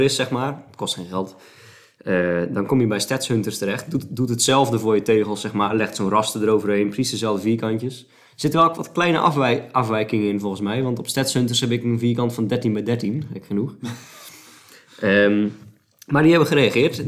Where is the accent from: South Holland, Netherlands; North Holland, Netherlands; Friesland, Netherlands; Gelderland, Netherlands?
South Holland, Netherlands; Wijngaarden; het, dorp, een kilometer boven Sliedrecht, waar ik geboren ben, is Wijngaarden